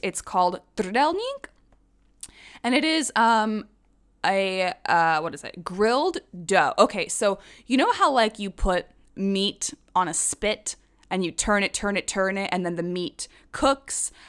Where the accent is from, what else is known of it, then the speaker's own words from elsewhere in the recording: Prague, Czechia; moved away as an adult; also born or lived in London, United Kingdom; now in United States; I consider Prague my hometown.